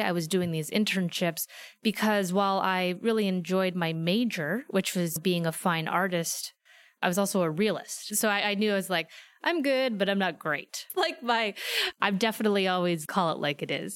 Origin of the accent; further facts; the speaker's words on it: Fairfield, Iowa, United States; moved away as an adult; also born or lived in Philadelphia, Pennsylvania; now in Los Angeles, United States; small town called Fairfield, Iowa